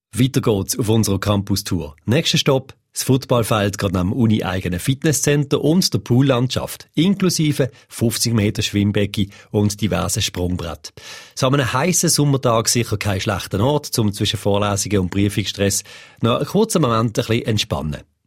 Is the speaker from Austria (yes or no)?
no; Switzerland; bei uns in der Schweiz